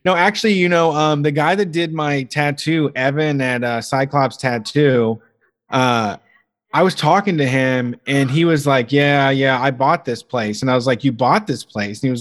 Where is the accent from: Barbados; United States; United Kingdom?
United States; Columbus, Ohio; moved away; also born or lived in Texas; my Midwestern heritage, my Columbus heritage